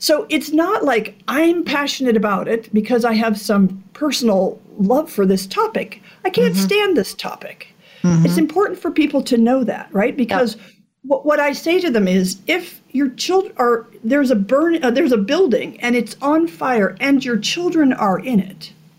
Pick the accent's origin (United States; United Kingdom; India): United States; Alaska; The other one I like, because I'm from Alaska, is, I forget who said it